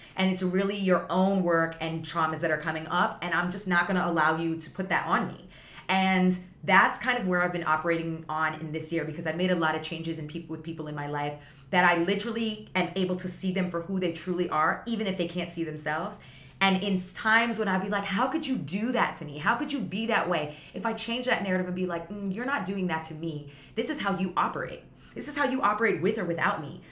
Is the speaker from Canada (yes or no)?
yes; Toronto area, Ontario, Canada; also born or lived in Vaughan, Ontario / Guyana (family origin); I grew up in the city with so much diversity and then we moved to the suburbs